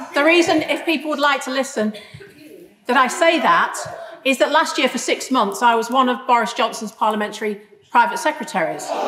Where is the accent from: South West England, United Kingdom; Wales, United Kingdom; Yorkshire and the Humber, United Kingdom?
Yorkshire and the Humber, United Kingdom; Grimsby; I'm from Grimsby